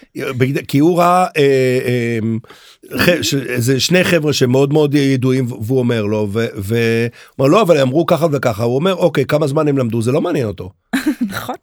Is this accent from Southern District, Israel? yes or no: no; Haifa, Haifa District, Israel; אני גדלתי בחיפה